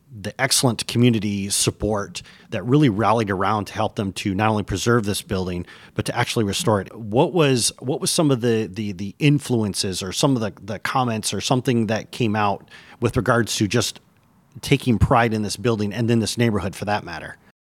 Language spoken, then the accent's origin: English; Michigan, United States; moved away as an adult; After twenty years, I've returned to my native Michigan, and I'm looking to reconnect with my home state